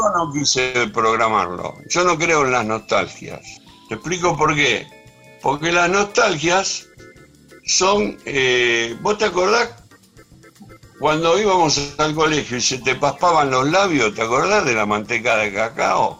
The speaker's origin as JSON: {"language": "Spanish", "town": "Ranelagh", "region": "Buenos Aires Province", "country": "Argentina", "tie": "born or raised there", "said": "Yo soy nacido en Capital, sí. Pero cuando era un niño vine a vivir acá a Ranelagh, o sea que tengo una parte de mi infancia"}